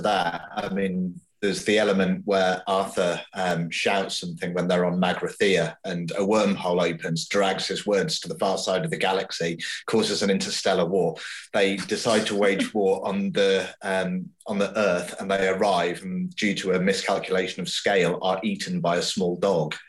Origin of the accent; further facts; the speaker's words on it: United Kingdom; I'm a Brit